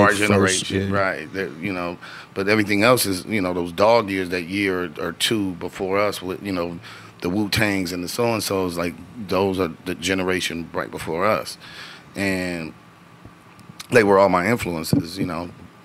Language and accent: English; Los Angeles, California, United States; growing up in Watts